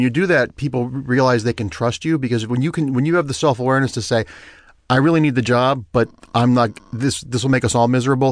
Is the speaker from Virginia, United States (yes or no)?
no; Ohio, United States; moved away; when I grew up in Ohio